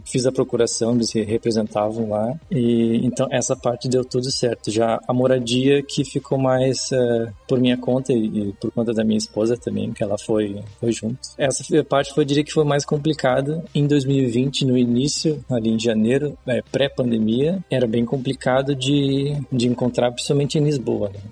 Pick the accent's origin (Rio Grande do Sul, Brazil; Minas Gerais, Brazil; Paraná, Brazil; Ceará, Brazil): Rio Grande do Sul, Brazil; Canoas; moved away as an adult; also born or lived in Porto Alegre; now in Luxembourg; eu sou de Porto Alegre, nascido em Porto Alegre, mas morei minha vida inteira em Canoas, que é a cidade vizinha, no Rio Grande do Sul